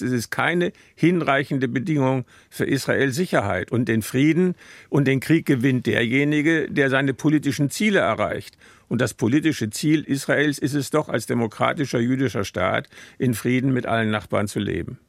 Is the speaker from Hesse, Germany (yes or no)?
no; Münster, North Rhine-Westphalia, Germany; Ich äh, bin ja aus Münster